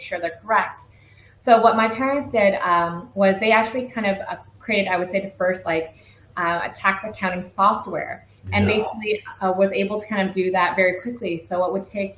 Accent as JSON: {"language": "English", "town": "Vancouver", "region": "British Columbia", "country": "Canada", "tie": "born or raised there", "moved": "as an adult", "lives_now": "Vietnam", "said": "we grew up in the Vancouver East Side"}